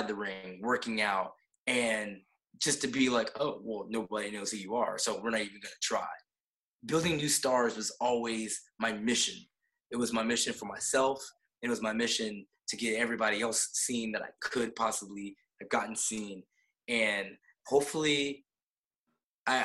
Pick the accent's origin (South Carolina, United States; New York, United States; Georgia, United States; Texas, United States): Georgia, United States; I couldn't get booked anywhere in my home state